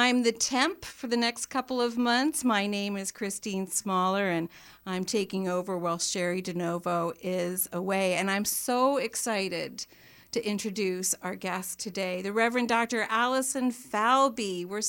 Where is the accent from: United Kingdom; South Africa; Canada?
Canada; Toronto, Ontario; But I'm from Toronto.